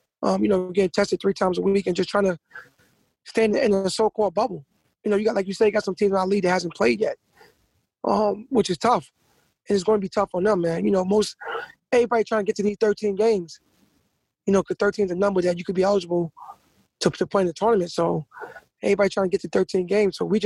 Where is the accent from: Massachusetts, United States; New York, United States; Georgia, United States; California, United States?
New York, United States